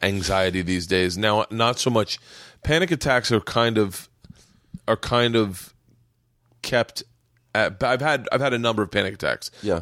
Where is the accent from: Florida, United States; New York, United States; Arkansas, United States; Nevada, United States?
Florida, United States; growing up in Florida